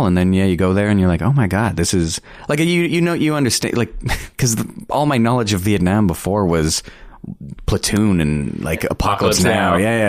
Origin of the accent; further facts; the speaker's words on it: Canada; the only reason why we're allowed to perform is because we're Canadian.